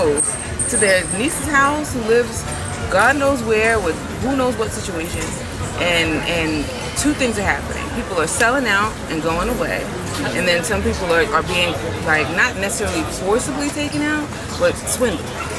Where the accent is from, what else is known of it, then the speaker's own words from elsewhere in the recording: New York City, New York, United States; I grew up in Bed-Stuy